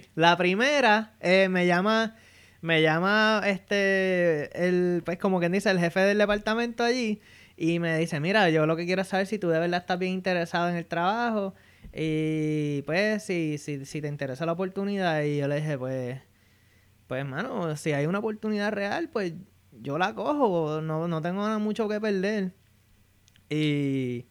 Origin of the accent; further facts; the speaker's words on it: Bayamón, Puerto Rico; moved away as an adult; now in Fairfax, United States; Yo soy original de Bayamón, Puerto Rico y actualmente vivo en Fairfax, Virginia.